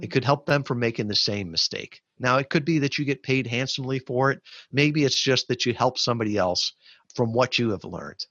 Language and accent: English; Chicago, Illinois, United States; moved away; I grew up in the Chicagoland area